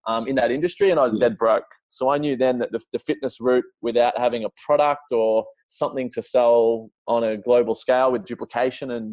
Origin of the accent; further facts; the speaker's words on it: Melbourne, Victoria, Australia; I grew up in Melbourne, so south tip